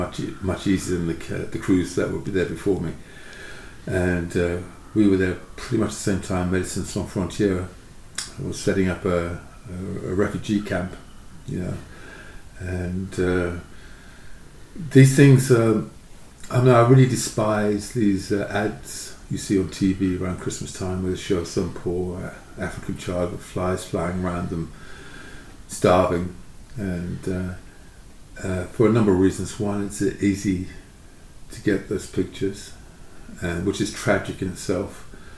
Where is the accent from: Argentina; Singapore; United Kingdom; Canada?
United Kingdom; England; Certainly, sort of coming from I grew up in England.